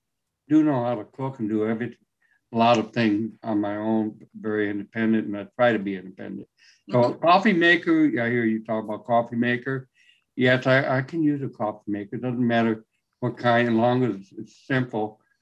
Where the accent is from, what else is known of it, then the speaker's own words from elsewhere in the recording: San Antonio, Texas, United States; now in California, United States; Texas, San Antonio.